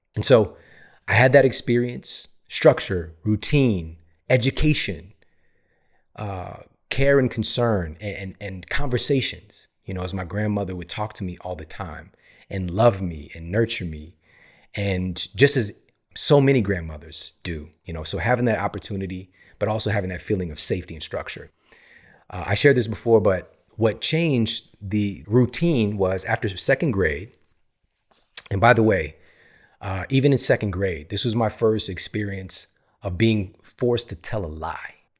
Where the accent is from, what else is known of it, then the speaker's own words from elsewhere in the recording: St. Louis, Missouri, United States; I was born in Saint Louis, Missouri